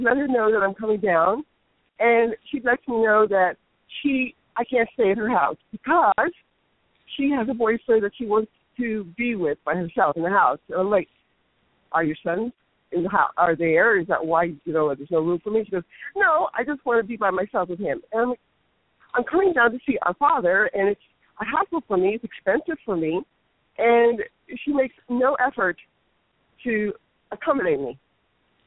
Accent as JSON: {"language": "English", "region": "New York", "country": "United States", "said": "I'm from New York"}